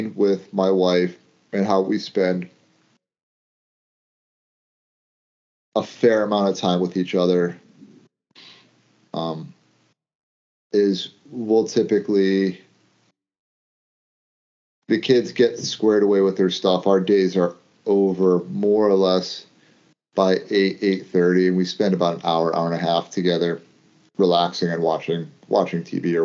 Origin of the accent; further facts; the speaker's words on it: United States; being American